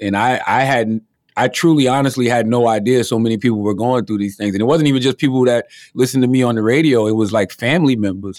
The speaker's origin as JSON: {"language": "English", "region": "South Carolina", "country": "United States", "tie": "born or raised there", "said": "growing up in my hometown"}